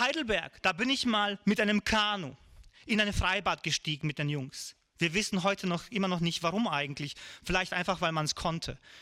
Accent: Višegrad, Republika Srpska, Bosnia & Herzegovina; bei uns in Visegrad

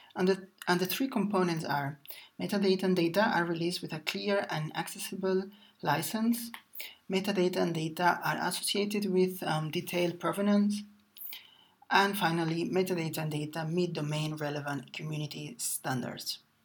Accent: Barcelona, Catalonia, Spain; I was born in Barcelona and I studied humanities, a humanities degree.

